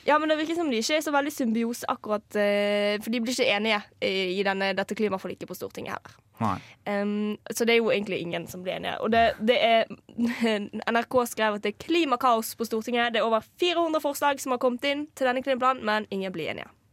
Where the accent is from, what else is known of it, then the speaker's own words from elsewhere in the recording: Norway; moved away; also born or lived in Trondheim; jeg kommer fra Norges nest minste kommune